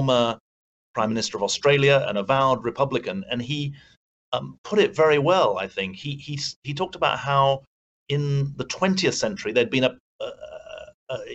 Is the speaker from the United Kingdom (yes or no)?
yes; United Kingdom; accent: British; moved away as an adult; now in United States; I live and work in the US, but I'm obviously a Brit, as you can tell from my accent